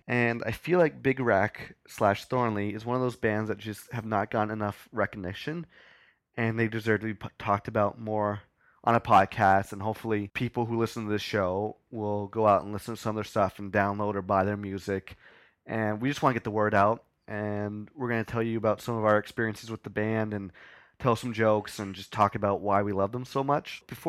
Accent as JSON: {"language": "English", "town": "Kanata", "region": "Ontario", "country": "Canada", "lives_now": "Toronto, Canada", "said": "we're both from Kanata, Ontario, and then Dan moved to Toronto to go to school."}